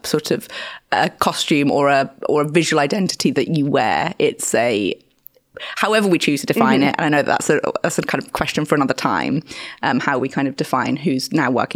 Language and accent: English; Birmingham, West Midlands, United Kingdom; now in London, United Kingdom; where I grew up in Birmingham